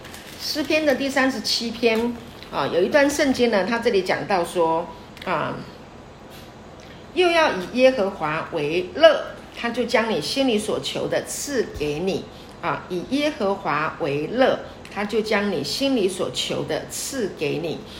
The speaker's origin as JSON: {"language": "Chinese", "country": "China", "said": "我们中国人很多都喜欢用这个啊，用很很严厉的管教的方式啊来啊管教孩子"}